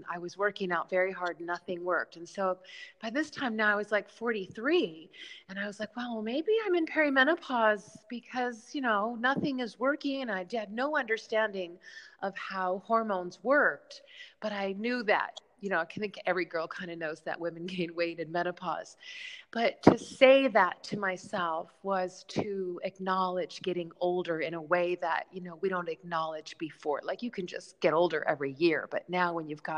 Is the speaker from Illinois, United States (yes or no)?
yes; Chicago, Illinois, United States; now in New York City, United States; I'm from Chicago.